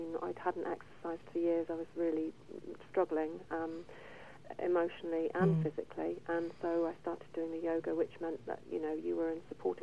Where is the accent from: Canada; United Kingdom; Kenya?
United Kingdom; England; I'm English.